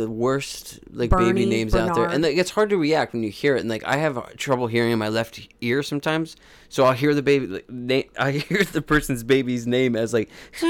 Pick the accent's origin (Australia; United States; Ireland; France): Australia; Ulladulla, New South Wales; I was from Ulladulla, mate. He totally recognized that my accent was wrong